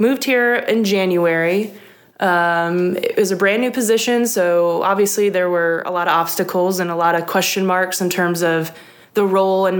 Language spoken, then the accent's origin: English; Trenton, Michigan, United States; moved away as an adult; now in Starkville, United States; I grew up in Trenton, Michigan, which is a Metro Detroit area.